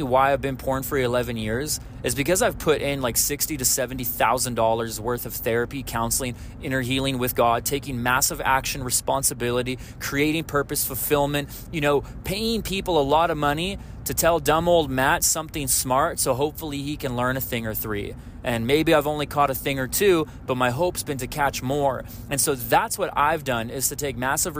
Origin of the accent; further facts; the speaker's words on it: Canada; I'm Canadian